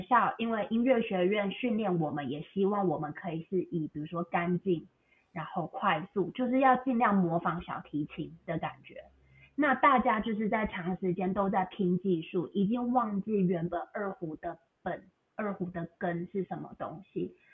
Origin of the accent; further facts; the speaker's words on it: Taiwan; moved away as an adult; also born or lived in Beijing, China / Macau; now in United States; 我本来是在台湾长大，后来我去中国大陆，我去北京念书，念了，呃，六年，后来又去澳门工作几年，然后目前我是定居在美国